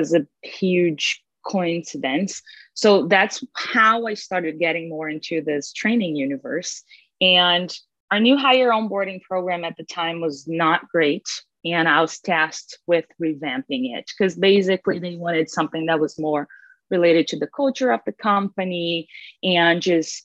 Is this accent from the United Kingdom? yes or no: no; Brazil; moved away as an adult; now in United States; I'm originally from Brazil, born and raised there, spent my whole life there